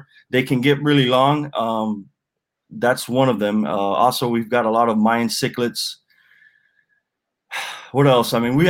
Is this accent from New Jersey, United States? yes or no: no; Miami, Florida, United States; I'm a avid angler down here in Miami, Florida. So I'm a native.